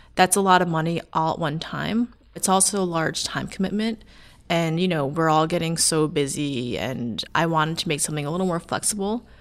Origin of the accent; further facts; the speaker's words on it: Long Island, New York, United States; I'm from Long Island